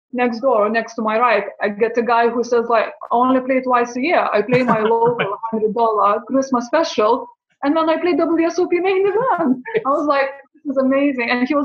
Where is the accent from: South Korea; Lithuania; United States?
Lithuania; moved away; As from Baltic States, as I'm originally from Lithuania.